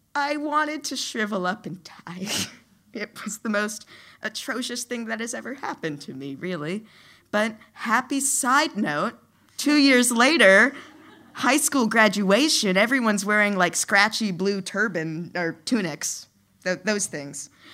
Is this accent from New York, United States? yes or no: no; New Orleans, Louisiana, United States; I grew up in Louisiana, in the city of New Orleans